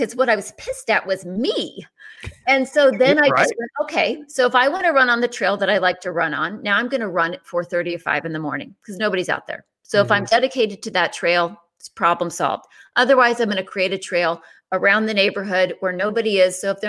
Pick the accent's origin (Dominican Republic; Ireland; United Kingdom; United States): Ireland; I'm Irish, so you're good.